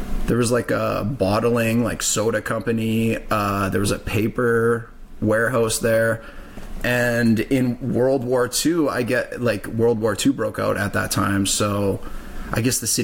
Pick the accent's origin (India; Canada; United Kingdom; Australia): Canada; Saskatoon, Saskatchewan; I grew up on the North End.